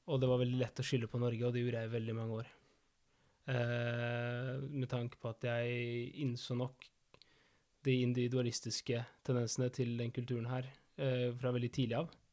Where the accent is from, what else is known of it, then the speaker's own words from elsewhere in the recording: Argentina; now in Norway; fetteren min i Argentina, der jeg er fra